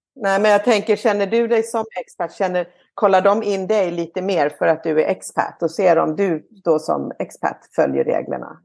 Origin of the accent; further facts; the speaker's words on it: Malmö, Skåne, Sweden; now in Ängelholm, Sweden; jag växte upp i Malmö